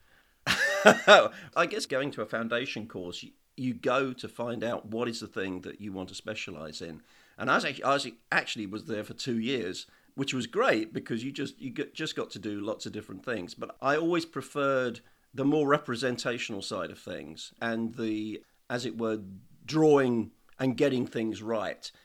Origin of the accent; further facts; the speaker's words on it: Woking, South East England, United Kingdom; now in Isle of Skye, United Kingdom; I was born in Woking in Surrey.